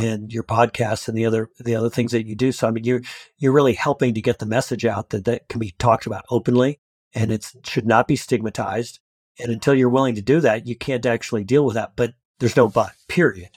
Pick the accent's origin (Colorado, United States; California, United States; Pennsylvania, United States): Colorado, United States; I grew up in a really rural part of Colorado